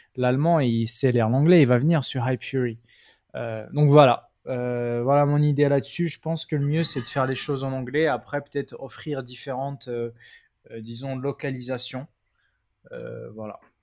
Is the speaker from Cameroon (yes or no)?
no; Morocco; moved away as an adult; j'étais au Maroc hein, au passage. Donc moi, je viens du Maroc. À la base, je suis d'origine marocaine.